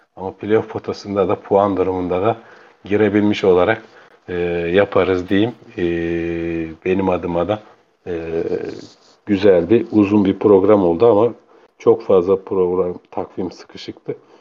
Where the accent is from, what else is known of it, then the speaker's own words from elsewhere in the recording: Bursa, Turkey; göçmen, e, kökenli bir, e, Bursalıyım